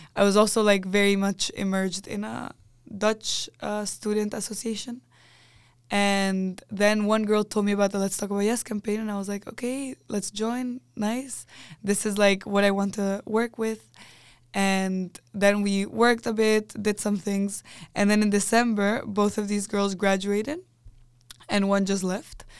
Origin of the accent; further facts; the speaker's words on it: Chile; moved away as an adult; now in Netherlands; I was coming from Chile